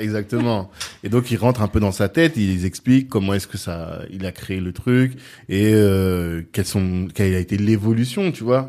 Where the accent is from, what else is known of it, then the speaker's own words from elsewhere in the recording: Central African Republic; moi je suis centrafricain